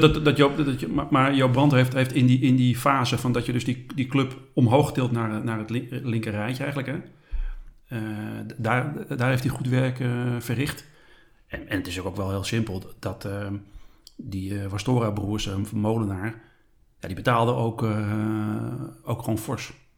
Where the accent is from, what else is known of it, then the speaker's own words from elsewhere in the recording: Schagen, North Holland, Netherlands; also born or lived in Haarlem; Ik ben opgegroeid in Schagen